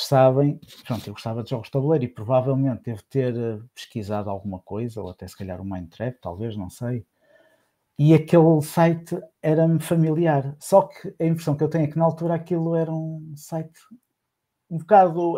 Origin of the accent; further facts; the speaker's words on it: Santa Maria da Feira, Aveiro District, Portugal; Eu sou de Santa Maria da Feira